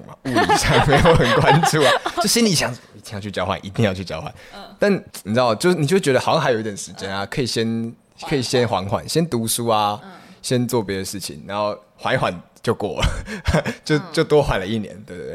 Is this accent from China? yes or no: no; Taiwan; also born or lived in Kaohsiung / Taipei; 我就在这里长大